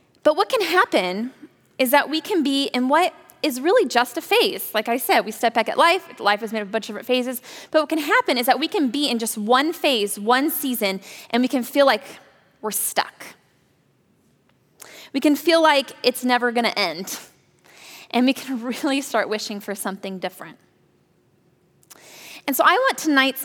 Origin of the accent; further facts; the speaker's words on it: Napa Valley, California, United States; I grew up in the Napa Valley